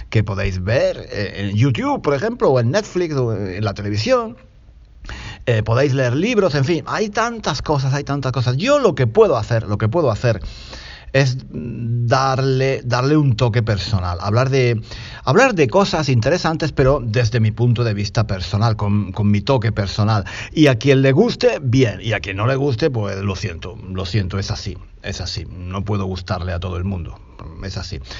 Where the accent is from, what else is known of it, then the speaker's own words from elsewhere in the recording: Spain; porque soy un tío de España que estoy hablando aquí como un loco